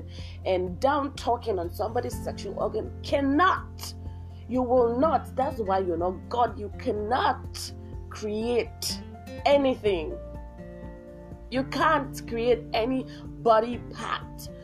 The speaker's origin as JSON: {"language": "English", "country": "Nigeria", "said": "I'm from Nigeria"}